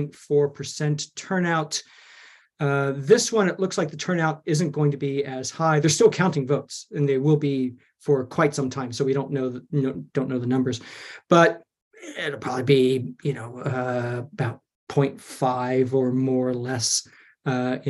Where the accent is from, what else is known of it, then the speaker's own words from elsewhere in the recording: Texas, United States; moved away as an adult; now in Glasgow, United Kingdom; born and raised in Texas